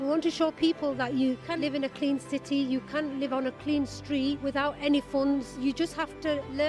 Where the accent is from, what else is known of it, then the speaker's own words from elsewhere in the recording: Bradford, Yorkshire and the Humber, United Kingdom; Bradford is where I was born. Bradford is the city where my children were born. Bradford is the place where my grandchildren are born. Bradford is the place where we will continue to live